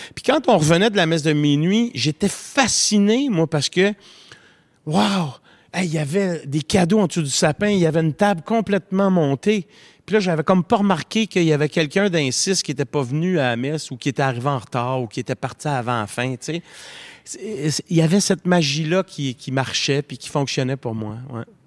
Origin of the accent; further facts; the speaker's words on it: Montreal, Quebec, Canada; l'appartement de maison Maisonneuve, où je suis né, à Montréal